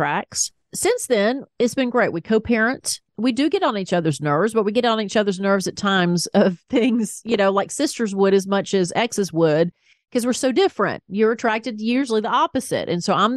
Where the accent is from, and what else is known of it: the South, United States; accent: Southern; now in Atlanta, United States